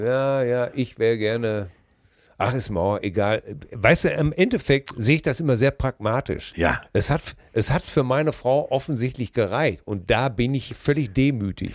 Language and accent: German; Hamm, North Rhine-Westphalia, Germany; meiner Heimatstadt in Hamm